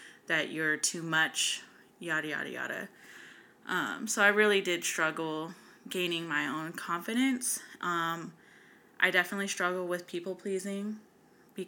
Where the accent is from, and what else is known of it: West Coast, United States; born or raised there; also born or lived in North Carolina